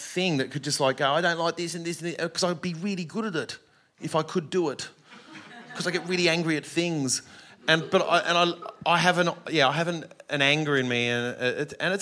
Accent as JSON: {"language": "English", "country": "Australia", "said": "an Australian"}